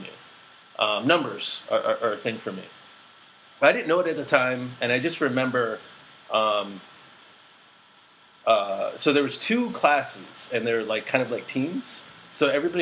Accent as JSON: {"language": "English", "country": "United States", "said": "being Asian American"}